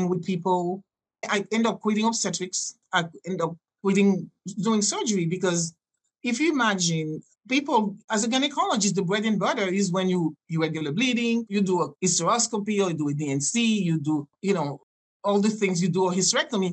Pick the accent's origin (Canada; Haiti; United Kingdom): Haiti; first language French; English is a second language; moved away as an adult; also born or lived in New York / Mexico / Jamaica / California; I grew up speaking Haitian and French